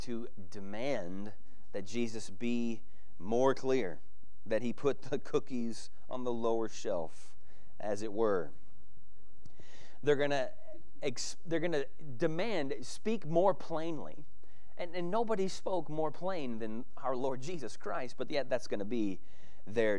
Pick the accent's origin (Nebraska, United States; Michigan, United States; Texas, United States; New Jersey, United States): Texas, United States; I'm a kid from Texas